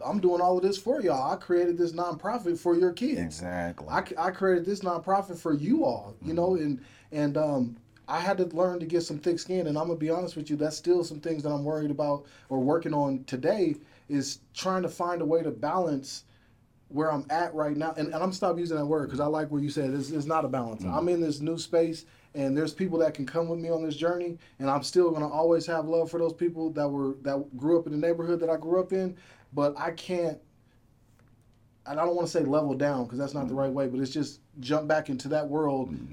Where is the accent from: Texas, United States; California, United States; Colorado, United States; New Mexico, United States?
Colorado, United States; Aurora; I'm from North Aurora